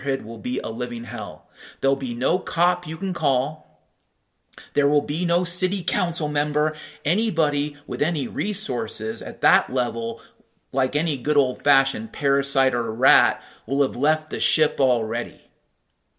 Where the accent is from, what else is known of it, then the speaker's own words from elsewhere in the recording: Mount Vernon, Washington, United States; moved away; also born or lived in Chicago; I grew up in Mount Vernon, Washington